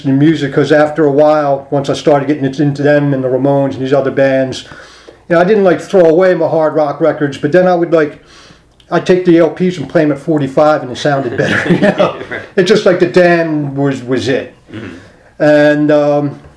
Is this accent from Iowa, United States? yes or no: no; Wayne, Pennsylvania, United States; also born or lived in Philadelphia, Pennsylvania; I grew up in Wayne, Pennsylvania, a little kind of working class pocket of Wayne called Little Chicago